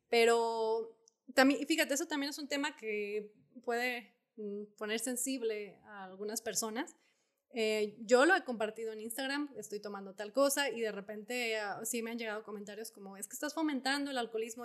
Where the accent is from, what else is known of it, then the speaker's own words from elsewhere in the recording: Zacatecas, Mexico; now in Guadalupe, Mexico; del rancho donde, eh, de mis abuelos, donde yo crecí